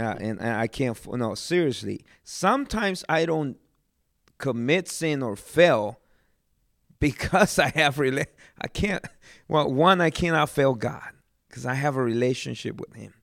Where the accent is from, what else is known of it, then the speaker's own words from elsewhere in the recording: Guatemala; now in United States; I'm from Guatemala.